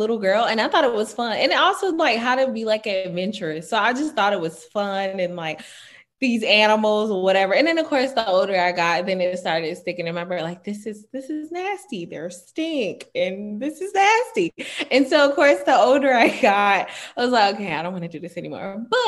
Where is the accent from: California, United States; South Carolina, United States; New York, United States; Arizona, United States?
South Carolina, United States; I'm from the country, the small town of South Carolina.